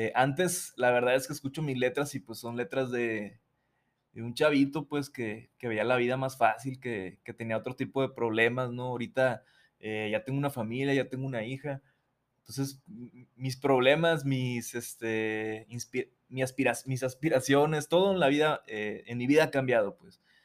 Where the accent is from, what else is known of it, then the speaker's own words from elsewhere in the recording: Mazatlán, Sinaloa, Mexico; moved away as an adult; also born or lived in Mexico City; yo nací en Mazatlán, soy de Mazatlán, Sinaloa, eh, vivía ahí hasta mis 21 años